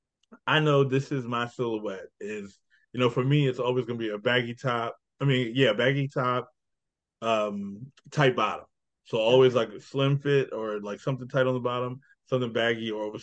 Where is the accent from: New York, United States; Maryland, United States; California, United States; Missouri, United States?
Maryland, United States; Annapolis; I'm from Annapolis, so I'm right outside the city